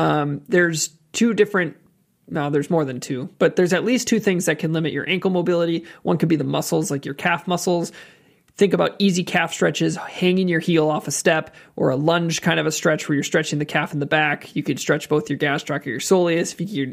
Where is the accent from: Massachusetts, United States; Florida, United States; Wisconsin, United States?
Wisconsin, United States; We're from Wisconsin, aren't we?